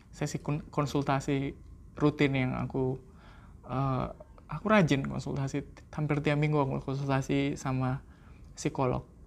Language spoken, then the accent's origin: Indonesian; Indonesia; di Indonesia kan kita seringnya uh, lecture base